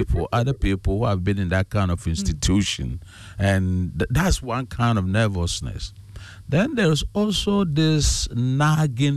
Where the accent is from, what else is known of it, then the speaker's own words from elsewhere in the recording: Ghana; growing up as a Ghanaian